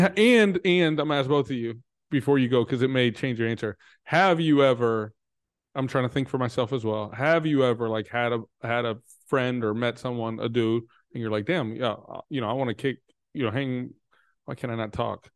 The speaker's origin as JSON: {"language": "English", "region": "Texas", "country": "United States", "said": "I'm from Texas"}